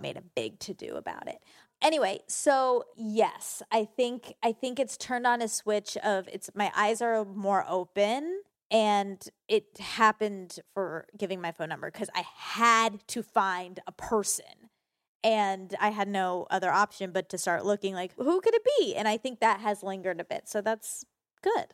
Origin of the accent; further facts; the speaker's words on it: Georgia, United States; I grew up in Georgia